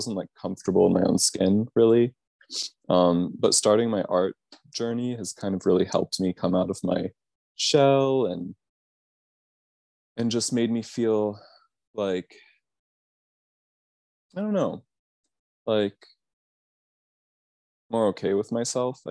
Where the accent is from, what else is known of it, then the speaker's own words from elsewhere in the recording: Tucson, Arizona, United States; growing up in Tucson, it's weird because it feels like a really accepting place to grow up queer